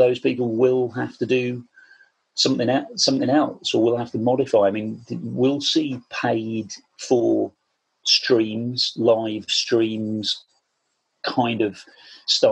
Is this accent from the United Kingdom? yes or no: yes; Portishead, South West England, United Kingdom; being a teenager growing up in Portishead, which is just outside Bristol on the coast, down there in the southwest